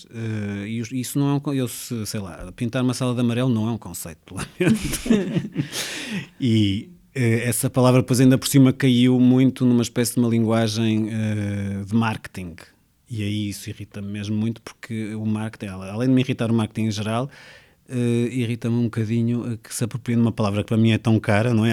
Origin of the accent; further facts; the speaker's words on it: Porto, Norte, Portugal; also born or lived in Mozambique / Espinho; Eu nasci em Moçambique, mas sim, pode dizer-se que sou do Porto. A minha família é de Espinho, mas eu vivo, já vivo no Porto há muitos, muitos anos, sim.